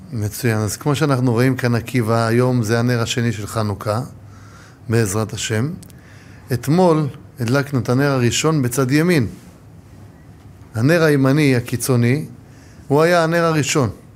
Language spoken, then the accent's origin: Hebrew; Ramat Gan, Tel Aviv District, Israel; now in Jerusalem, Israel; ההורים שלי באים ממצרים. נולדו במצרים, שניהם, ואני נולדתי ברמת גן